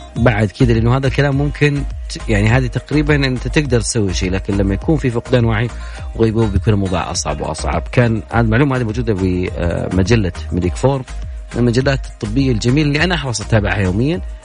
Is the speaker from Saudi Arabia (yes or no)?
yes; Saudi Arabia; عندنا في السعودية